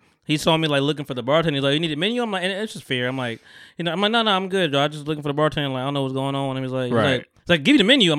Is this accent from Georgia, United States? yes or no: no; Bogota, New Jersey, United States; also born or lived in Camden, New Jersey; I'm from Bogota